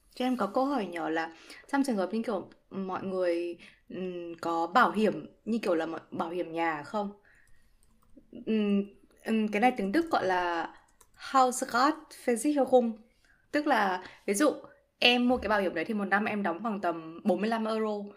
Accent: Vietnam; moved away as an adult; now in Germany; mình là người Việt Nam

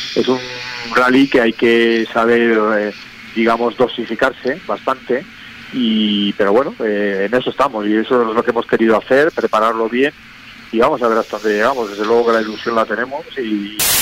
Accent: Cantabria, Spain; yo soy cántabro, sé que en Cantabria hay una afición también bestial

